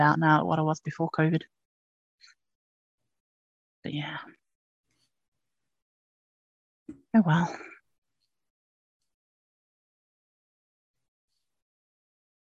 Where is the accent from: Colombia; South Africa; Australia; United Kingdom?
United Kingdom; England; I'm English